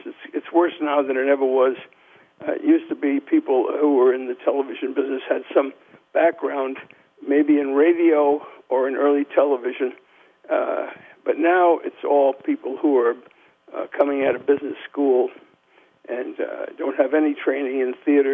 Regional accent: New York City, New York, United States; when I grew up in New York

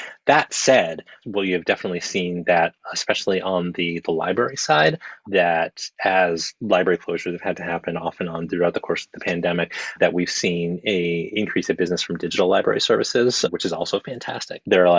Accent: New York City, New York, United States; I grew up on the Upper West Side of Manhattan, and there was a comic shop not too far from where I lived as a kid. We moved around a lot

